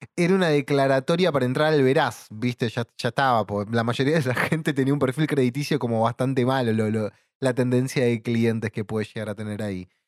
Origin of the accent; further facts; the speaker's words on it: Buenos Aires Province, Argentina; Somos bonaerenses, no somos porteños.